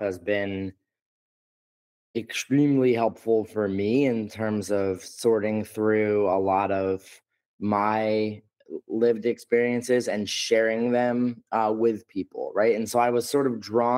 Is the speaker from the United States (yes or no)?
yes; New York, United States; I'm from New York and live here.